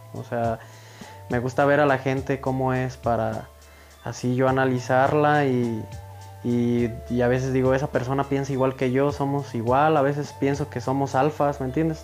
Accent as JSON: {"language": "Spanish", "town": "Villa Jiménez", "region": "Michoacán", "country": "Mexico", "tie": "born or raised there", "said": "Yo soy originario de Villa Jiménez, Michoacanas"}